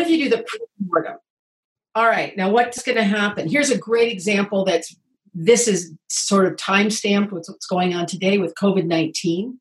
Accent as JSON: {"language": "English", "region": "Indiana", "country": "United States", "tie": "born or raised there", "also_born_or_lived": "Oregon", "moved": "as an adult", "said": "I grew up in Indiana"}